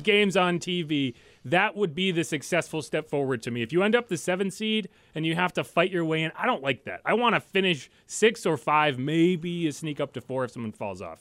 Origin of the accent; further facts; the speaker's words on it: Connecticut, United States; moved away; I grew up in Connecticut